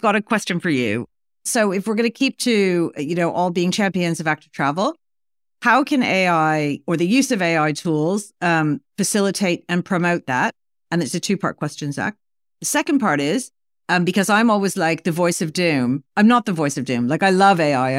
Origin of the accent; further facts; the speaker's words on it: New York, United States; moved away; I used to live there. It's been, like, thirty-five years, and I still, like, you know, I still feel like part of my soul, and part of my soul, I'm a New Yorker